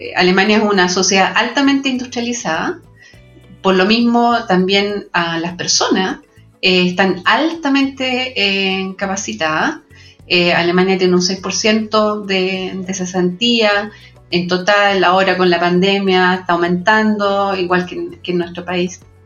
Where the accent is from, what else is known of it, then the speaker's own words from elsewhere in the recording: Chile; en Chile tenemos